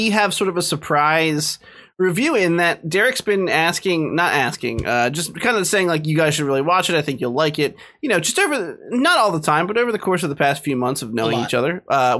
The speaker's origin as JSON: {"language": "English", "country": "United States", "said": "I'm caveman American."}